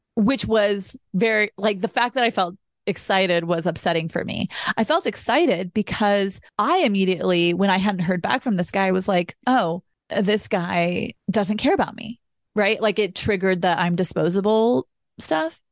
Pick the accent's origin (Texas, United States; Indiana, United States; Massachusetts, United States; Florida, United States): Texas, United States; Austin; I'm originally from Austin, Texas, I grew up around Southern culture